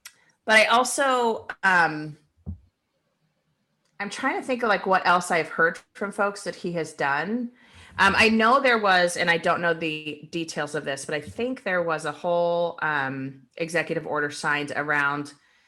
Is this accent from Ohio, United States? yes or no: yes; Akron, Ohio, United States; moved away; also born or lived in Arizona; I'm from Ohio. So in the 80s and, you know, we were leaving Ohio to move to Arizona because of the fact that like Akron was basically shutting down.